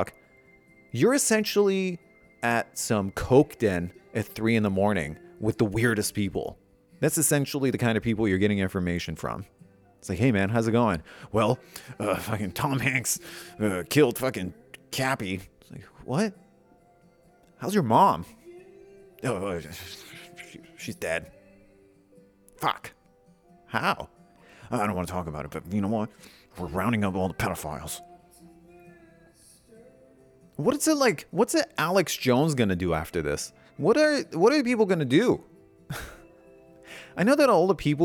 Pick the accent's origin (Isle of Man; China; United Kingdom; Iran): Iran; moved away; I grew up in Iran.